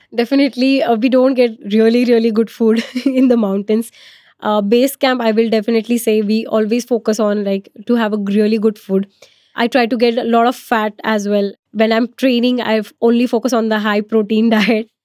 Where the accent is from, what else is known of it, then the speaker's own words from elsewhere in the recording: Maharashtra, India; I'm from Maharashtra